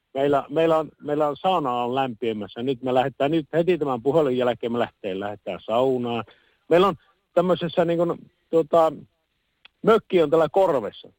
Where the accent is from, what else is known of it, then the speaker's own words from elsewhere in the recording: Puolanka, Kainuu, Finland; kyllä minä olen Puolangalta kotoisin ollut